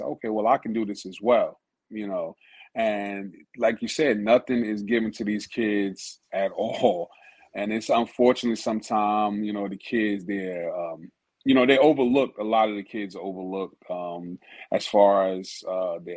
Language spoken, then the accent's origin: English; New Jersey, United States; we're from Jersey